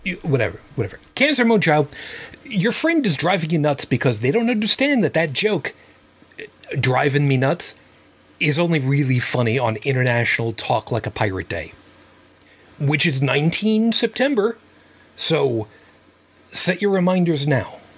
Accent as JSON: {"language": "English", "country": "United States"}